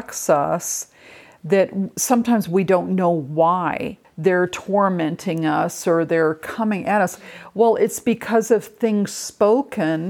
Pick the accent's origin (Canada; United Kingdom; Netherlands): United Kingdom; England; with my culture, I'm from England, but in my heritage, there's English, Scottish, Irish, and Norwegian